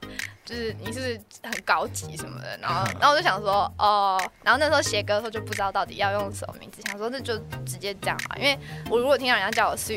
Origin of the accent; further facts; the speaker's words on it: Taipei, Taiwan; 土生土长天龙人。